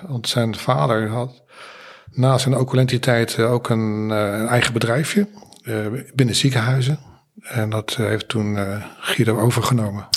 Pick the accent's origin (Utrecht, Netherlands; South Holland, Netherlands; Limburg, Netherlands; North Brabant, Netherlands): South Holland, Netherlands; The Hague; geboren in Zuidwest, Den Haag